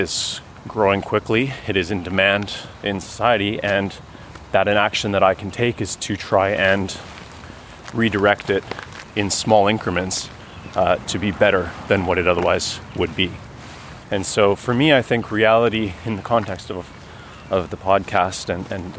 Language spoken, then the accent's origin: English; Canmore, Alberta, Canada; now in Ottawa, Canada; I'm living in Ottawa now for 21 years, but I'm originally from Canmore, Alberta. Grew up there in the mountains.